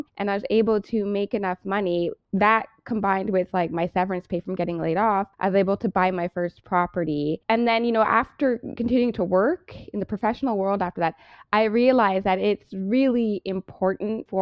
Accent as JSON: {"language": "English", "town": "Brampton", "region": "Ontario", "country": "Canada", "tie": "born or raised there", "also_born_or_lived": "Toronto (Scarborough), Canada", "said": "I born and raised in Toronto. Well, I was in Toronto, Scarborough, until I was 7. And then my mom moved my brother and I to Brampton. And that's where I grew up."}